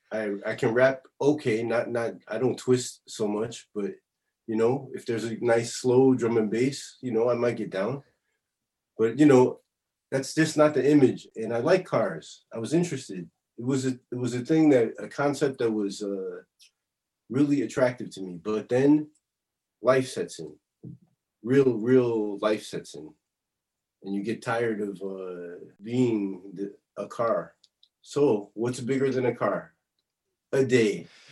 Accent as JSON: {"language": "English", "town": "Chicago", "region": "Illinois", "country": "United States", "moved": "yes", "lives_now": "Paris, France", "said": "I'm from Chicago"}